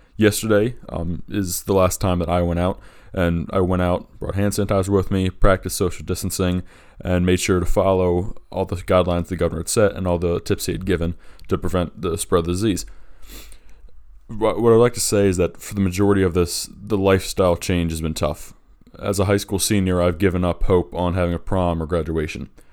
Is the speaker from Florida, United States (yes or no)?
no; Delaware, United States; in my home state of Delaware